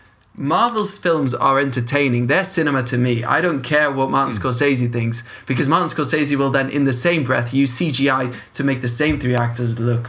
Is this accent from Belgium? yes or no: yes; Leuven, Flanders, Belgium